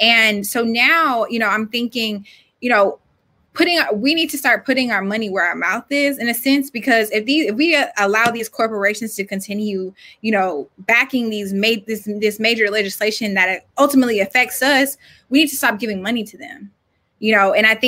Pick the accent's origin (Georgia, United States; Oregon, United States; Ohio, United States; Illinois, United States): Georgia, United States; I'm from Georgia, born and raised.